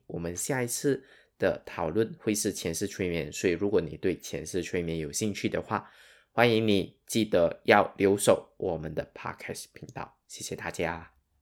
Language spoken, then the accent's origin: Chinese; Sarawak, Malaysia; 我的口音可能跟你不一样。那我本身是马来西亚沙捞越人